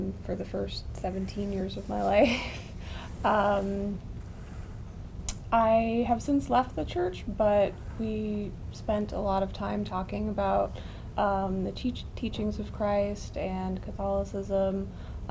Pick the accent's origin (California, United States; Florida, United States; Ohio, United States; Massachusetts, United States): California, United States; Mill Valley; now in Brooklyn, United States; Mill Valley, California, and now I live in Brooklyn